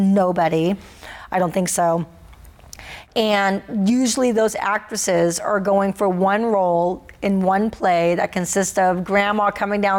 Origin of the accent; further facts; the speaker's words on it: Santa Barbara, California, United States; now in Bend, United States; Santa Barbara's my hometown